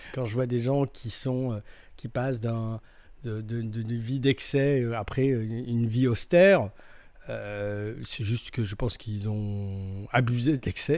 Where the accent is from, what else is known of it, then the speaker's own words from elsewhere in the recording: France; on est français, nous, on est français